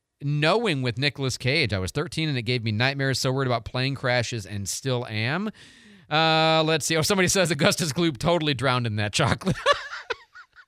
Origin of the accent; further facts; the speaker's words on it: Florida, United States; Marlon Perkins, Alligators and Realistic Fear because they were everywhere growing up in South Florida.